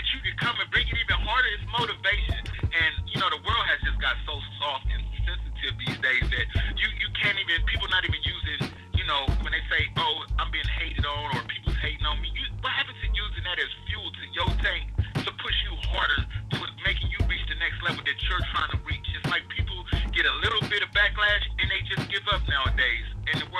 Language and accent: English; Compton, California, United States; I'm from Compton